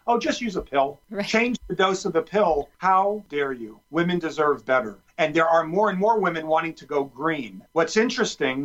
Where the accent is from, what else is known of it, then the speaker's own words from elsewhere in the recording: New Jersey, United States; I grew up in New Jersey